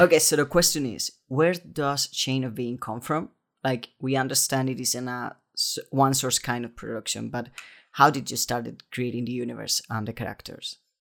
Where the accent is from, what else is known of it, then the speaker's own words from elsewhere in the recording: Spain; I was raised Catholic in Spain